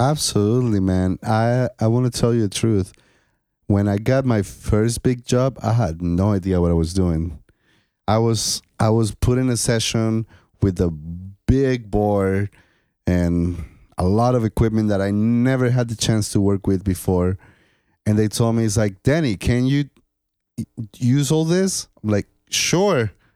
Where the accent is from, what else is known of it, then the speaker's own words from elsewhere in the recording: Colombia; moved away as an adult; now in United States; I was born in Colombia. So in my country